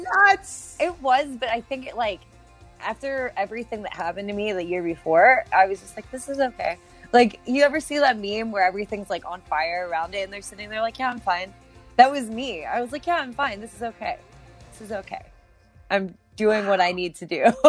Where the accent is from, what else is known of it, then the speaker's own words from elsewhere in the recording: Pittsburgh, Pennsylvania, United States; moved away as an adult; my hometown of Pittsburgh, PA